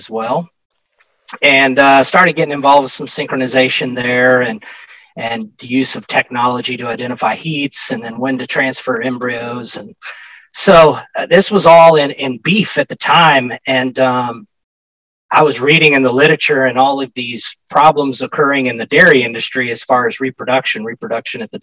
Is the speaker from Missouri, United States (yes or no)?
yes; Northwest Missouri, United States; I grew up in Northwest Missouri on a small cattle farm there